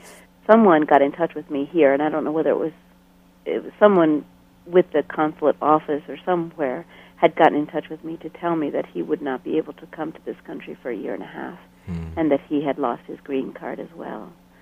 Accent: Bolivia; I had almost done so much of my growing up in Bolivia, you know, mm-hmm. far away.

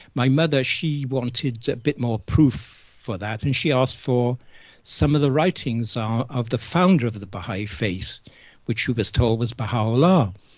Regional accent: Cardiff, Wales, United Kingdom; I was born and brought up in Cardiff in South Wales in the UK just after the Second World War

